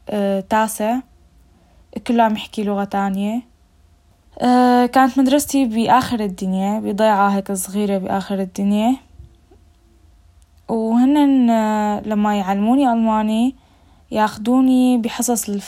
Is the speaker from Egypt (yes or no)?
no; Syria; قلت له أنت بتعرف إني أنا سورية